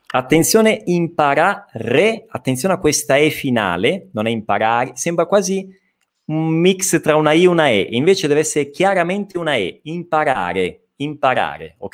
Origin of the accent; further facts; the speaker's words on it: Italy; accent: Italian; avrò il mio accento italiano